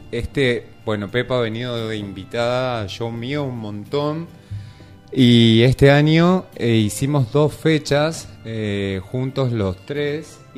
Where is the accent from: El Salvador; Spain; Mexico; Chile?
Spain; Galicia; no importa, soy gallega, por eso tal.